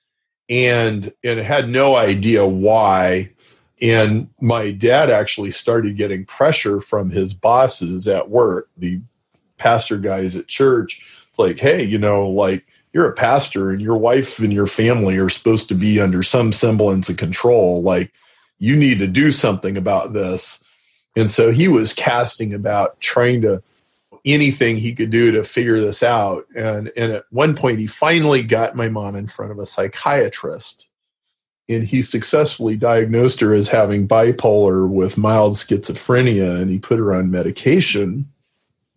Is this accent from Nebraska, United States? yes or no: yes; Lincoln, Nebraska, United States; grew up in Lincoln, Nebraska.